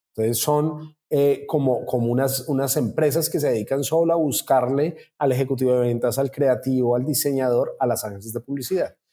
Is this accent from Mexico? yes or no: no; Colombia; now in Brazil; soy colombiano